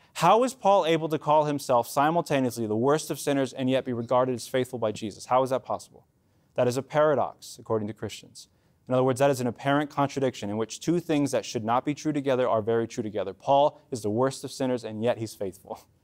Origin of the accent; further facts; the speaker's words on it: Mexico; as a Mexican